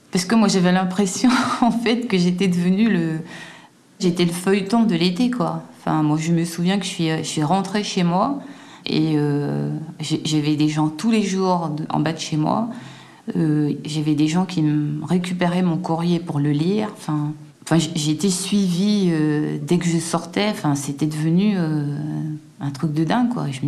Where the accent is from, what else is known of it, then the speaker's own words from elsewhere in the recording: Guadeloupe, France; Et puis je rentre un peu chez moi en Guadeloupe, je reste quelques mois là-bas, je commence à me préparer.